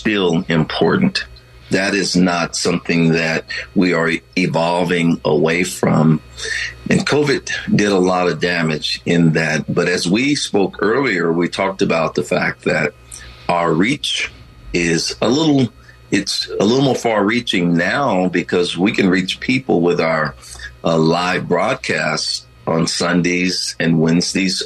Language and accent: English; Texas, United States; I grew up in Texas